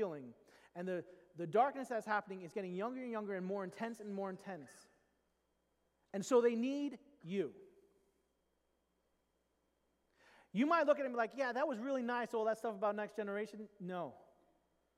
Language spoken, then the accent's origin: English; New York, United States; I grew up in New York